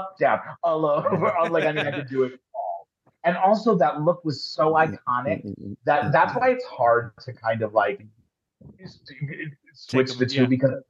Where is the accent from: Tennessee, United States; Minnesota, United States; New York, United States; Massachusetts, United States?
New York, United States; Long Island; I'm from Long Island, Italian, raised Catholic